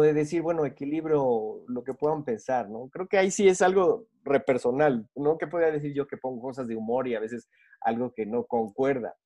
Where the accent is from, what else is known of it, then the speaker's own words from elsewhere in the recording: Mexico; now in Bogotá, Colombia; mexicano, pero ahorita ya estamos viviendo en Bogotá